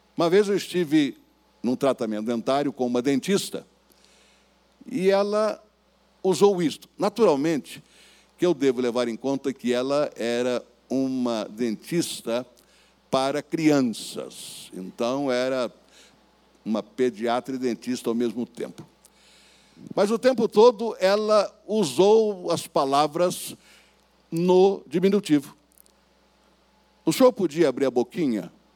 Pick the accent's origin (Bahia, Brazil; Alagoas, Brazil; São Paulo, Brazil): São Paulo, Brazil; Bauru; lá na cidade de Bauru, onde eu nasci e fui criado